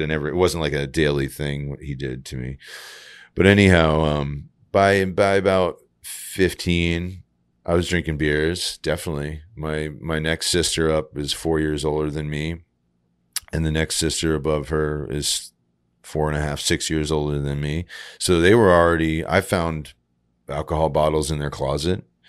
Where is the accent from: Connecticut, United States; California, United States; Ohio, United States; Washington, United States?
Connecticut, United States; Groton; moved away as an adult; also born or lived in San Francisco; Growing up in Groton, Connecticut, it's, what we had was empty parking lots